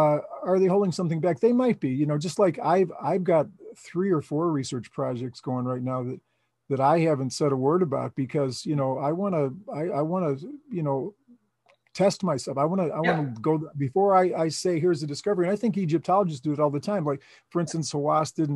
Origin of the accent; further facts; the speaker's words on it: Chicago, Illinois, United States; moved away; I was from Chicago